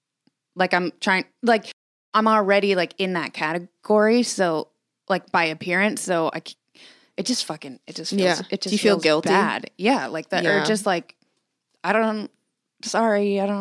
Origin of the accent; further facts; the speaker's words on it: California, United States; I'm just from California.